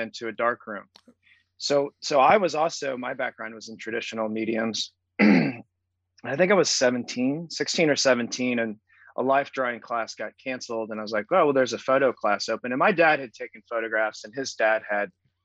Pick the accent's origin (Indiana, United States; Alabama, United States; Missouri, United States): Missouri, United States; Springfield; growing up in Southern Missouri at a public high school